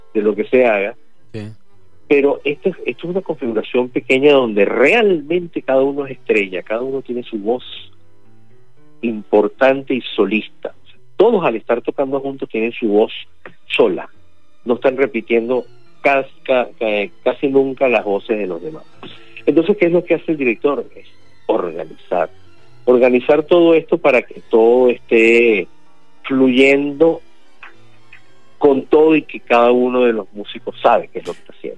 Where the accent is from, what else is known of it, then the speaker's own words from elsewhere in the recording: Venezuela; now in Argentina; soy venezolano, no soy argentino